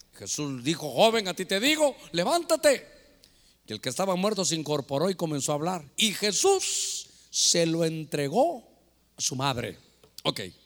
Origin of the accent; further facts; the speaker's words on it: Guatemala; moved away; allá en mi tierra, en Guatemala